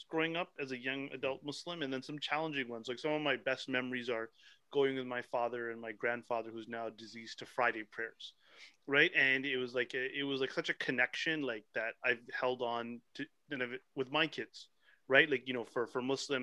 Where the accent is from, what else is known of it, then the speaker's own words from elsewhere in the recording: Pickering, Ontario, Canada; I grew up in Pickering, Ontario, where we weren't that many